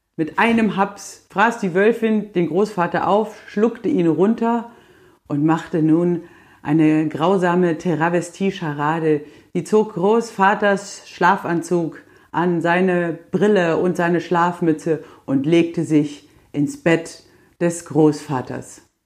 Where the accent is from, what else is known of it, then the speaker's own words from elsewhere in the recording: the South, Southern Germany, Germany; bei uns im Süden